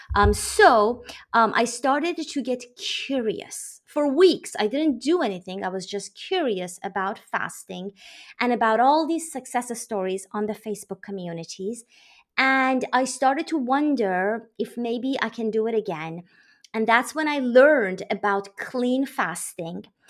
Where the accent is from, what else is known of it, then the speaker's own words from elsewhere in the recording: Iran; now in United States; I am from Iran. I live in the U S on the East Coast